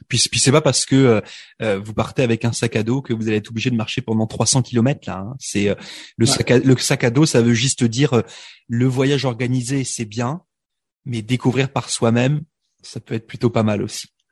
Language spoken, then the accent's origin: French; France; moved away; je suis immigré de France